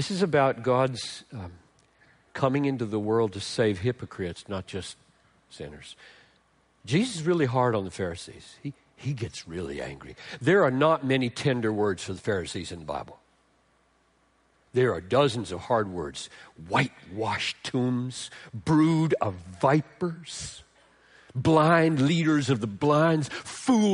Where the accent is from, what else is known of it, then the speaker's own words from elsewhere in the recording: Greenville, South Carolina, United States; I grew up in Greenville, South Carolina